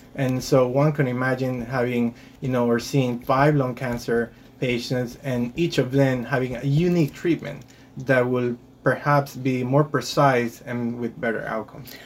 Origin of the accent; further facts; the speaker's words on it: Guayaquil, Guayas, Ecuador; moved away as an adult; also born or lived in Rhode Island / Boston; now in United States; I did my medical school back in my home country in Guayaquil, Ecuador